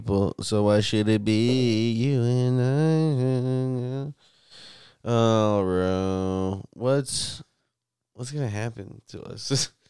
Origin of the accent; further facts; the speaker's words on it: New York, United States; I'm from New York. This ain't like my Nathan's hot dogs.